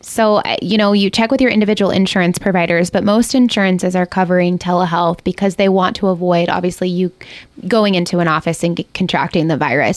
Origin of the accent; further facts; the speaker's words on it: Ohio, United States; moved away as an adult; now in Ketchikan, United States; I'm from Ohio, and we just, my husband and I decided to just go for it and move here, and we've been here for five years